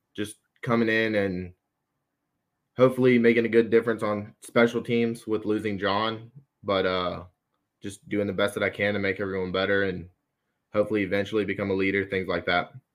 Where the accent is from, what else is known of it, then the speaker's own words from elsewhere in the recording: Athens, Georgia, United States; I'm from Athens, so I'm used to U G